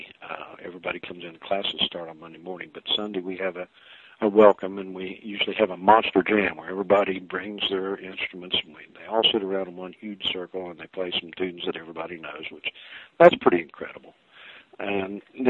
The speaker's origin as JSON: {"language": "English", "region": "West Virginia", "country": "United States", "said": "We're right here in West Virginia"}